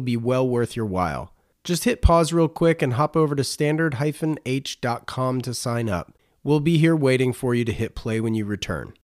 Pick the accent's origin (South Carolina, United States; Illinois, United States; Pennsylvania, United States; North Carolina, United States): North Carolina, United States; I grew up in North Carolina